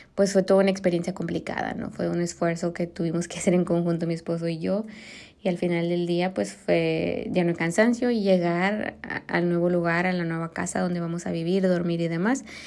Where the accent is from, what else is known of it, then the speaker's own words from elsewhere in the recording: Mexico; moved away; also born or lived in Germany; soy mexicana